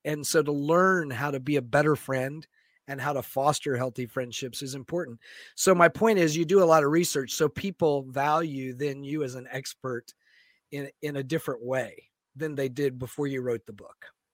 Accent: Florida, United States; moved away as an adult; now in Seattle, United States; growing up in Florida

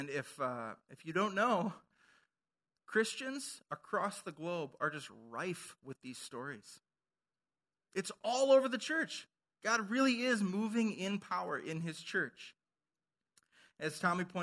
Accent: Minnesota, United States; moved away; I'm from Minnesota

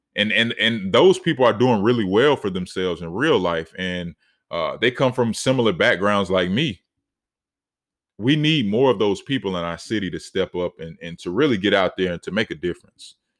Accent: Charlotte, North Carolina, United States; in my city, you know, I'm from Charlotte, North Carolina

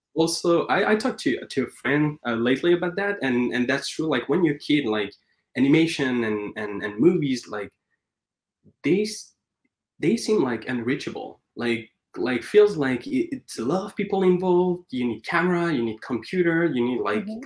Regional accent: Paris, Île-de-France, France; moved away as an adult; now in Vancouver, Canada; I was born and raised in Paris

